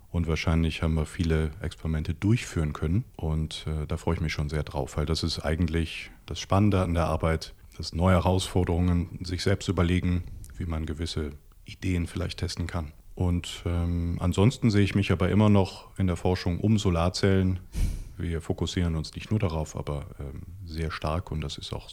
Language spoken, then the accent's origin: German; Wuppertal, North Rhine-Westphalia, Germany; ich komme selbst aus Wuppertal.